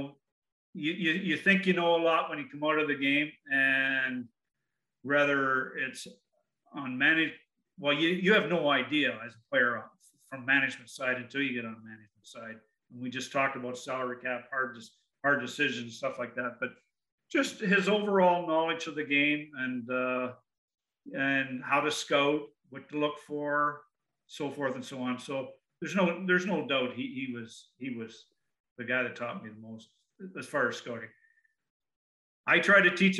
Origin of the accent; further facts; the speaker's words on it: Barrie, Ontario, Canada; I grew up in Barrie, Ontario, which is about 50, maybe 60 miles due north of Toronto